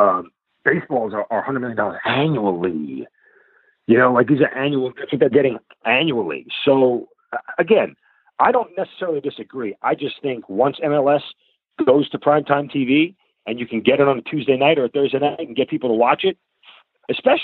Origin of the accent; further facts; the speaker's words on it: New York, United States; now in Atlanta, United States; I'm from New York